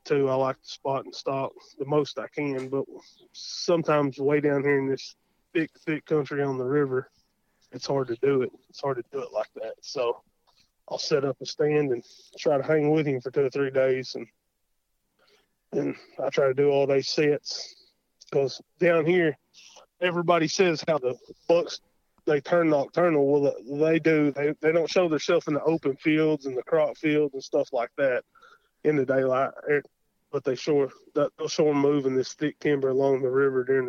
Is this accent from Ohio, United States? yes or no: no; Davis, Oklahoma, United States; I'm from Davis, Oklahoma